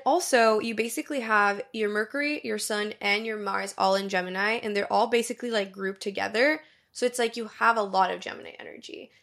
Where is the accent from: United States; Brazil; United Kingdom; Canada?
Brazil; moved away; Because I grew up in Brazil, I speak Portuguese fluently, and then I also am fluent in English and in Spanish.